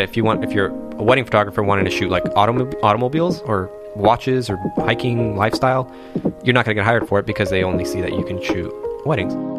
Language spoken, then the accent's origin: English; Anaheim, California, United States; I was born in Anaheim, California